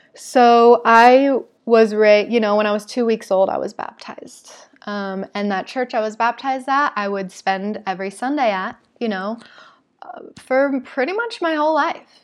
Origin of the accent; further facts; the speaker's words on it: Salt Lake City, Utah, United States; moved away as an adult; also born or lived in Oregon; I'm from Salt Lake City